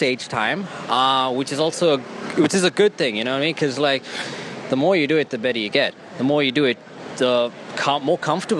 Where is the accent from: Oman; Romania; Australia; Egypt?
Australia; Brisbane, Queensland; moved away as an adult; now in Sydney, Australia; I moved all the way from Brisbane to Sydney to do this.